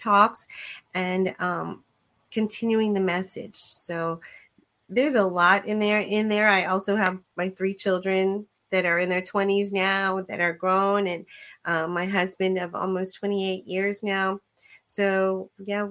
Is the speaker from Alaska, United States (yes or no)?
no; Tampa, Florida, United States; I am from Tampa, Florida